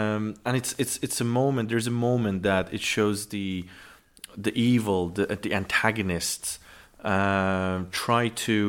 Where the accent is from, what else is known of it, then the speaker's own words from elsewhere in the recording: Tehran, Tehran Province, Iran; moved away as an adult; now in United Kingdom; I was born and raised in Tehran, the capital.